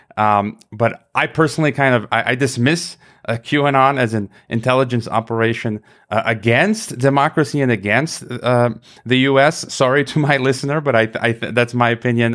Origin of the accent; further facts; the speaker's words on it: United States; I was born in America